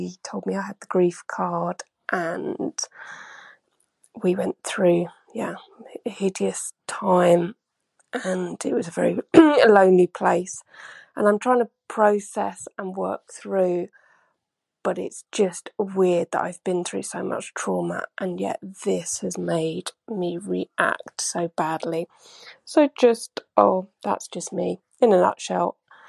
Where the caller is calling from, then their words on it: London, United Kingdom; I'm ringing from London.